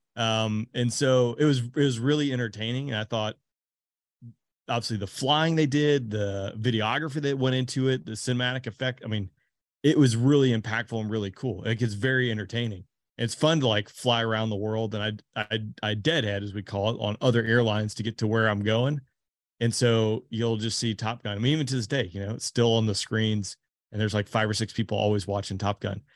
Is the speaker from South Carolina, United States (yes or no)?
no; Georgia, United States; I'm from Georgia.